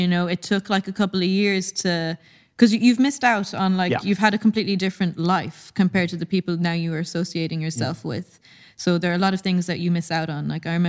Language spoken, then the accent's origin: English; Tasmania, Australia; also born or lived in Saudi Arabia; There was loads of expats in Saudi at the time. And I don't know exactly how we managed to move to Tasmania, Australia, but we did when I was 8.